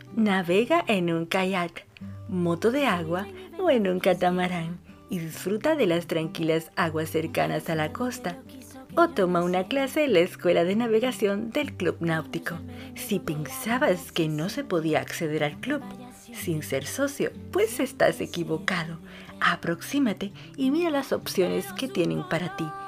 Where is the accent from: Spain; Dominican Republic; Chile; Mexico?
Dominican Republic; now in Buenos Aires, Argentina; una dominicana